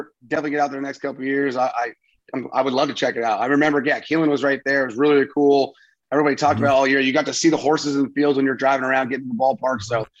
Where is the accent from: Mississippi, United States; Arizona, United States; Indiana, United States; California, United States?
California, United States; San Francisco; moved away as an adult; now in Austin, United States; I'm from Northern California, so I hope one day maybe get in there. Like I'm, like you said, San Francisco, Lake Tahoe, they're all right there. I grew up there as a kid.